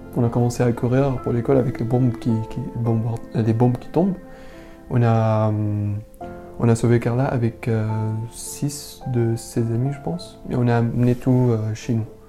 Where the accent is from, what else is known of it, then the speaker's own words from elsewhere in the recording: Damascus, Damascus Governorate, Syria; French is a second language; moved away as an adult; also born or lived in Homs; now in France; je viens originalement de Syrie, de Damas